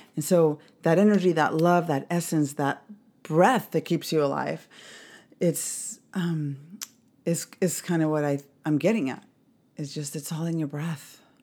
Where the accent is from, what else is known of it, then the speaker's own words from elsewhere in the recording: Mexico City, Mexico; I grew up in Mexico City